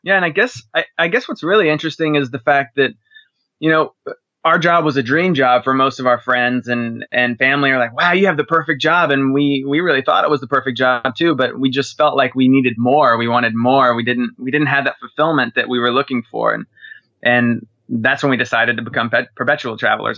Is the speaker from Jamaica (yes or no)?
no; Dallas, Texas, United States; from Dallas, Texas